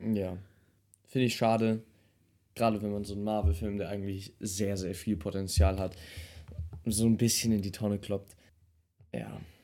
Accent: Germany; als Deutscher

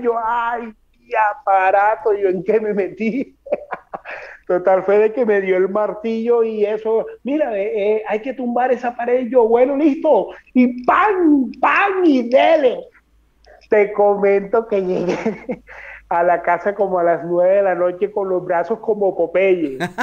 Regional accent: Colombia; moved away as an adult; now in Madrid, Spain; salí de, de Bogotá el 30 de octubre llegué acá a Madrid el 31

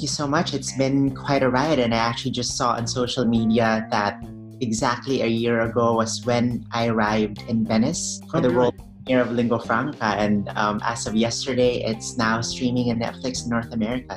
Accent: Philippines; moved away as an adult; now in United States; I'm an immigrant from the Philippines. I've only been here for over 10 years

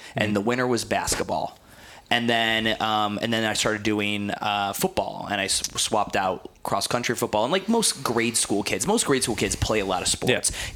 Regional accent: New Jersey, United States; And now I'm a kid from New Jersey, and everyone's like, dude, this kid's going to be probably sick. He's from Jersey.

